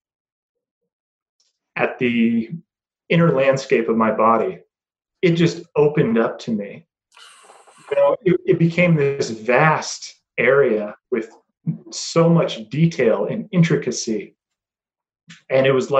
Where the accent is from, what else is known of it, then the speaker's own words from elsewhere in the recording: Greeley, Colorado, United States; moved away as an adult; also born or lived in Knoxville, Tennessee / Winston-Salem, North Carolina / Fort Collins, Colorado; I'm originally from a small town in northern Colorado called Greeley